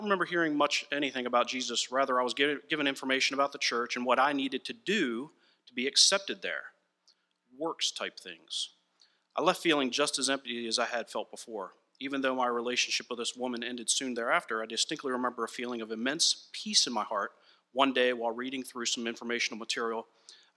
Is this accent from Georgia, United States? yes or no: no; Annapolis, Maryland, United States; I was born in Annapolis and have spent my entire life in Maryland